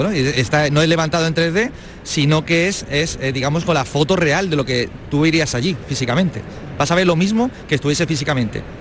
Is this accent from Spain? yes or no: yes; Málaga, Andalusia, Spain; en nuestro caso somos de Málaga, el centro histórico de Málaga